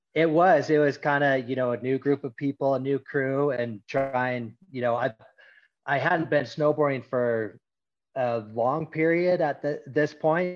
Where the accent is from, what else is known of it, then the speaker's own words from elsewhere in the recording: Mammoth Lakes, California, United States; I grew up here in Mammoth Lakes.